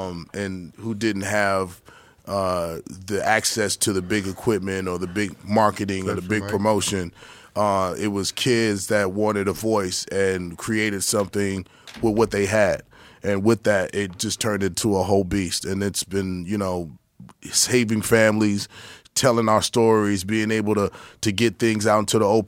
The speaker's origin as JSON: {"language": "English", "town": "Albuquerque", "region": "New Mexico", "country": "United States", "tie": "born or raised there", "also_born_or_lived": "Detroit, United States", "said": "Well, I was born in Detroit. In the 74, like I said, and then my mom passed away when I was like 9, and so when my dad got remarried, they wanted to live in Albuquerque, New Mexico. So I spent about 7 years in Albuquerque"}